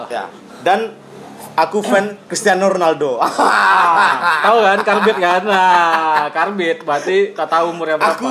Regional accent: Bandung, West Java, Indonesia; accent: Sundanese; logat kami sangat Sunda sekali

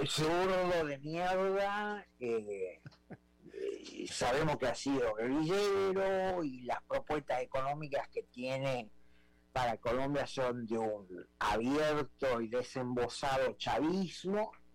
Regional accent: Santiago del Estero, Argentina; now in United States; de Argentina, de donde soy originariamente

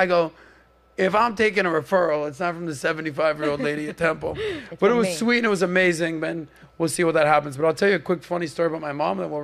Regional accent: Miami, Florida, United States; I've been born and raised in Miami in the nightlife scene

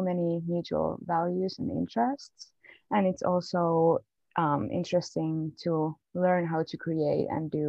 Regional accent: Finland; I'm from Finland.

